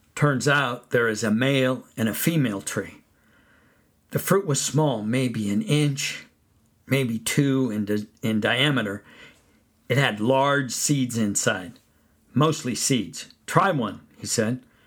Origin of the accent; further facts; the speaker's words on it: California, United States; Where I grew up in California, persimmon trees grew